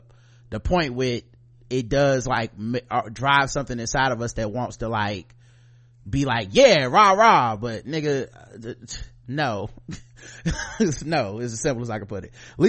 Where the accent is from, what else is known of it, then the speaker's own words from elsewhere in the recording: New York City, New York, United States; moved away as an adult; now in Japan; I'm originally from Queens, New York City. My family roots are in Virginia and SC.